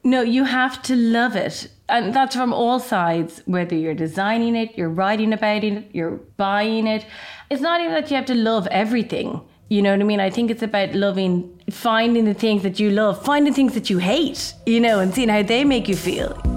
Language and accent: English; Ireland; moved away as an adult; now in London, United Kingdom; I'm actually Irish. I'm half Irish, half Chinese, and I live in London